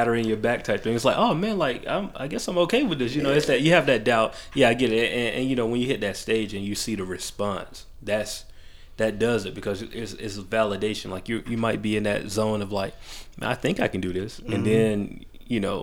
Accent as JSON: {"language": "English", "town": "Macon", "region": "Georgia", "country": "United States", "tie": "born or raised there", "lives_now": "Atlanta, United States", "said": "I was born here, but I was raised in Macon, like an hour away"}